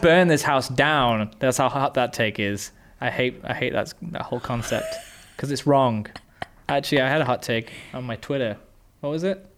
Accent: England, United Kingdom; being English, we have a very Christian culture

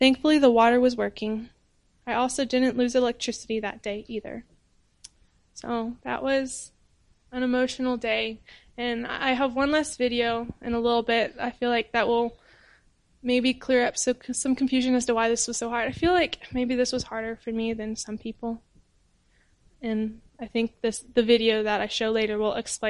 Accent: United States; moved away as an adult; now in Cameroon; I'm an American

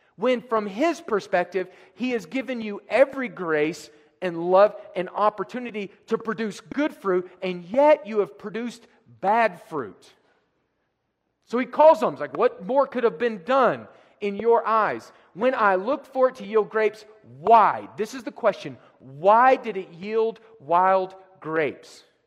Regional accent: United States; also born or lived in France; me as an American

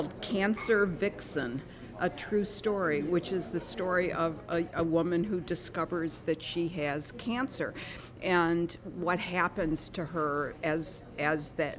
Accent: Detroit, Michigan, United States; I grew up in Detroit

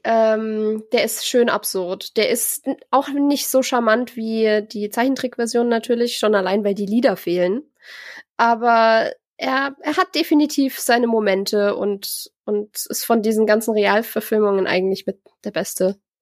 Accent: near Augsburg, Bavaria, Germany; ich bin ja aus der Gegend in der Nähe von Augsburg

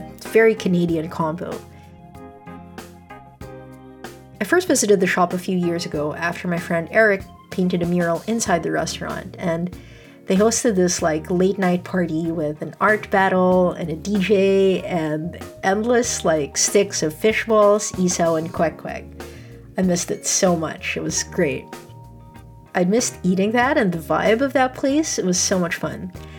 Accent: Philippines; We love being Filipino, even though we shy away from parts of the culture sometimes.

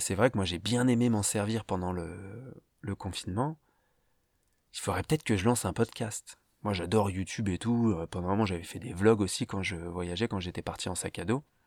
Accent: Paris, Île-de-France, France; je viens de Paris, en France, où j'ai euh, débuté ma vie

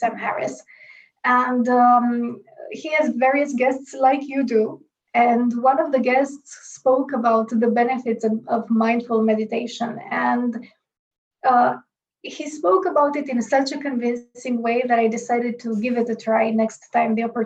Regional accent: Romania; moved away as an adult; now in Bratislava, Slovakia; I'm originally from Romania

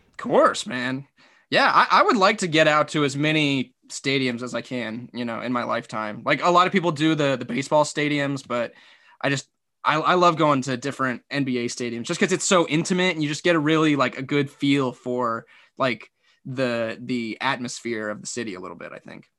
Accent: Phoenix, Arizona, United States; I grew up in Phoenix

